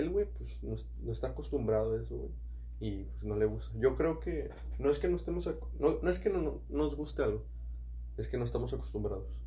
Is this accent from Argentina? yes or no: no; England, United Kingdom; Y yo soy de Inglaterra, ¿sabes?